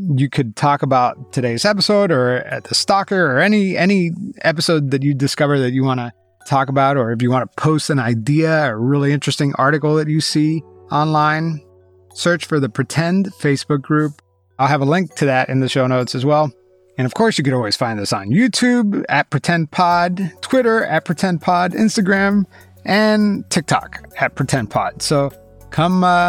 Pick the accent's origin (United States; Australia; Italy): United States; Miami, Florida; I grew up in Miami in the 80s